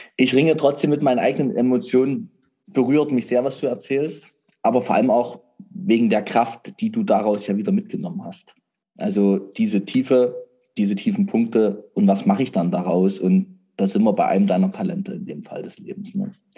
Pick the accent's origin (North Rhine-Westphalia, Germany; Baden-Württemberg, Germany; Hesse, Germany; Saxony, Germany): Saxony, Germany; bei uns in Sachsen